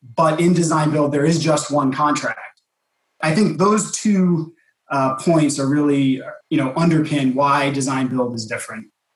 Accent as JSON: {"language": "English", "town": "New York City", "region": "New York", "country": "United States", "tie": "born or raised there", "said": "my hometown of New York City"}